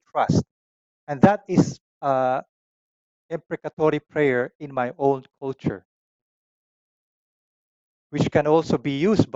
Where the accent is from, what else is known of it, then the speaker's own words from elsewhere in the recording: Philippines; my own Filipino culture, as an Asian, as a Filipino